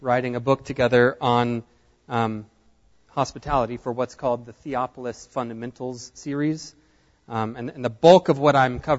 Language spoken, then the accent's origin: English; Nacogdoches, Texas, United States; now in Houston, United States; I grew up here in Nacogdoches